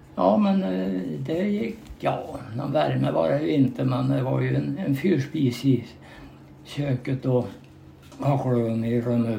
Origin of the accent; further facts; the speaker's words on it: Knön, near Mårbacka, Värmland, Sweden; där eh, växte jag upp och gick i skola i Östhamby skola